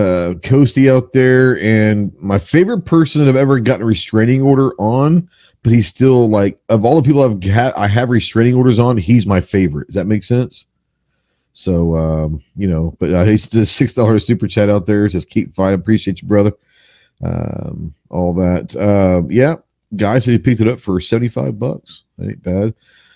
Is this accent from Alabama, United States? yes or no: no; Texas, United States; I'm a Texan. I'm a Marine that's a Texan